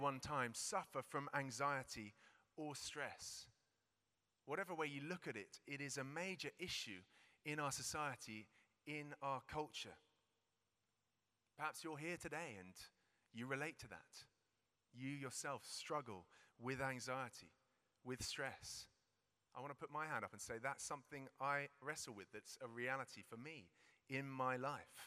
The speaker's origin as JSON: {"language": "English", "country": "United Kingdom", "said": "We're British."}